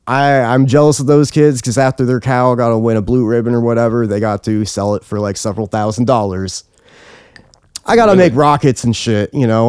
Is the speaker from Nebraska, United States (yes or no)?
yes; Nebraska, United States; Nebraska State Fair. I was raised in Nebraska. I was raised by, on a more conservative side and the more Christian side.